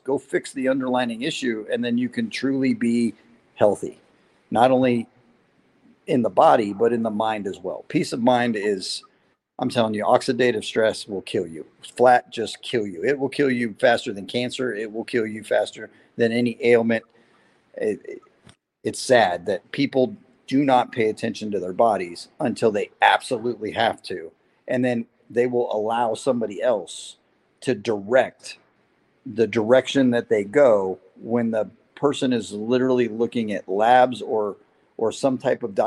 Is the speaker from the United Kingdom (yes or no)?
no; San Diego, California, United States; also born or lived in Las Vegas, Nevada; I was born in Vegas. I've been a racer my entire life. I was conceived at a racetrack. I was born at a racetrack. And my dad, being in the Navy, retired out of San Diego. So I spent a lot of time between the Valley in Vegas and the oceans in Southern California. And I would consider San Diego more my home than Las Vegas